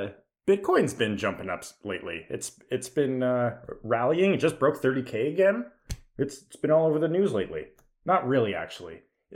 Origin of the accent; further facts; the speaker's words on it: Canada; as a Canadian, I do have to say, it's always fun to hear about the big Wall Street banks.